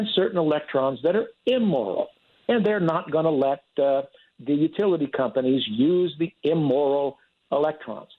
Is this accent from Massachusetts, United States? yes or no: no; California, United States; also born or lived in Fresno, California; I was born and raised in California